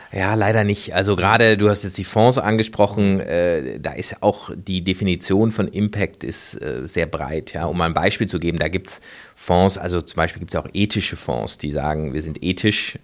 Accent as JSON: {"language": "German", "town": "Freiburg", "region": "Baden-Württemberg", "country": "Germany", "said": "ich komme aus Freiburg, äh, das ist ja so eine, so eine Ökostadt"}